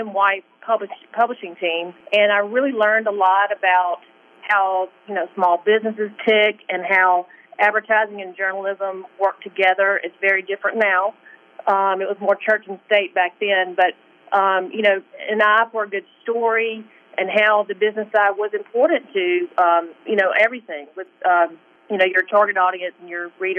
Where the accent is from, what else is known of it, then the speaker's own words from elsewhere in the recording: Indianola, Mississippi, United States; accent: Southern; moved away; also born or lived in Greenwood, Mississippi / Chicago; born in Greenwood, so I actually grew up in Indianola.